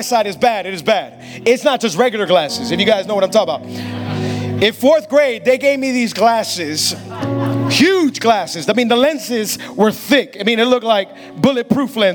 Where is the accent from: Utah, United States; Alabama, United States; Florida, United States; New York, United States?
Florida, United States; Hialeah; I was born and raised in Hialeah.